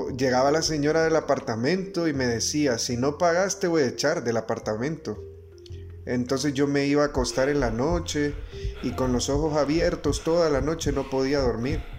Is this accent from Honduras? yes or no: yes; Honduras; Esta es nuestra patria y como hondureños amo el lugar que me vio nacer.